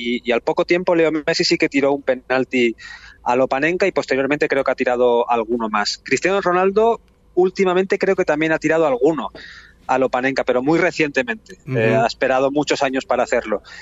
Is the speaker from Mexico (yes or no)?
no; Barcelona, Catalonia, Spain; yo soy de Barcelona, estamos en, en Barcelona